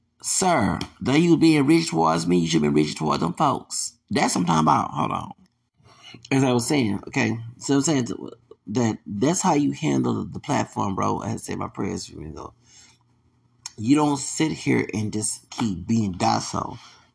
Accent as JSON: {"language": "English", "region": "the South", "country": "United States", "said": "See, I'm from the South."}